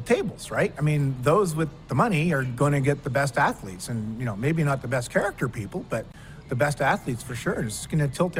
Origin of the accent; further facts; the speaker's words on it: Canada; also born or lived in Arizona; I was born and raised and very proud to be Canadian.